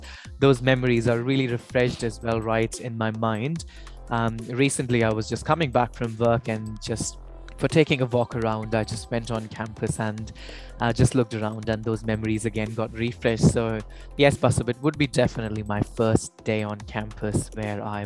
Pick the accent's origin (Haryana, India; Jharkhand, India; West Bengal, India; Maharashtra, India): Haryana, India; Ambala; moved away as an adult; also born or lived in Melbourne, Australia; where I come from Ambala